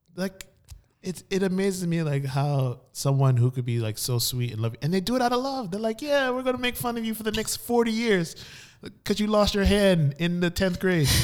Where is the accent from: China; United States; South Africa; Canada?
United States; Miami, Florida; also born or lived in New Jersey; I grew up in Miami for most of my life, and growing up in, in Miami-Dade County, shout out to three oh five